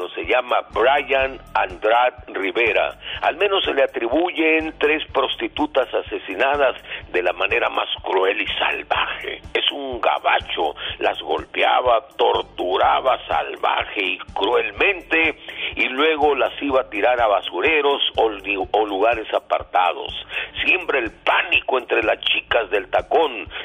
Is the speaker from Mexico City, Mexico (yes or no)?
no; Guadalajara, Jalisco, Mexico; Sí, viví, viví, viví un tiempo en San Luis Potosí. Soy nativo, nací en Guadalajara, Jalisco.